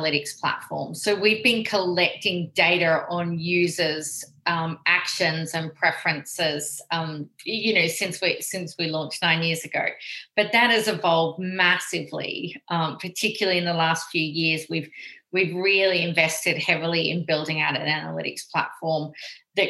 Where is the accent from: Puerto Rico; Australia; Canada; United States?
Australia; accent: Australian; moved away as an adult; now in London, United Kingdom; my accent probably gives it away that we're actually founded in Australia